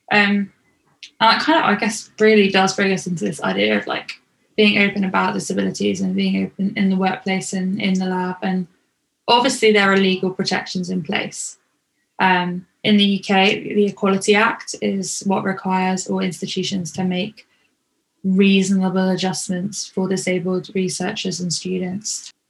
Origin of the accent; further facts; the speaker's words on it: Canada; Even though this 10 week internship meant relocating to another province in my home country of Canada, I decided to pursue it as an opportunity to develop my skills and learn new techniques.